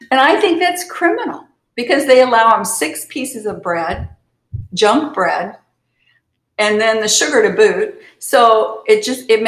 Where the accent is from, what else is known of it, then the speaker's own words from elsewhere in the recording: Kansas, United States; I was born in Kansas